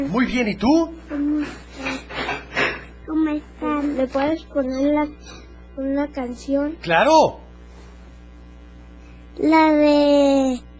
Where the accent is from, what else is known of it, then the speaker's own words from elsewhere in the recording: Guadalajara, Jalisco, Mexico; de Guadalajara.